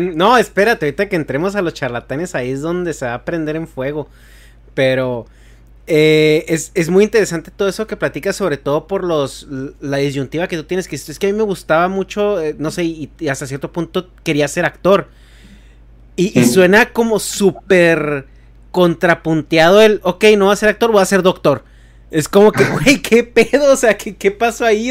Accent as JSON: {"language": "Spanish", "region": "Chihuahua", "country": "Mexico", "tie": "born or raised there", "said": "yo nací y crecí en Chihuahua"}